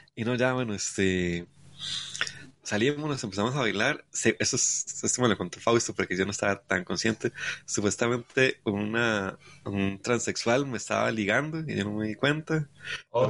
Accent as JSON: {"language": "Spanish", "country": "Costa Rica", "said": "Soy de Costa Rica"}